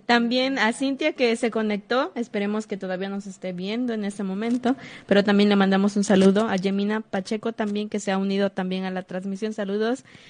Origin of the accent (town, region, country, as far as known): Mexico